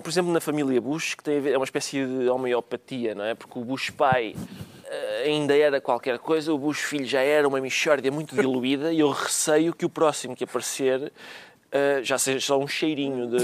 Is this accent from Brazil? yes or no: no; Alentejo, Portugal; eu sou alentejano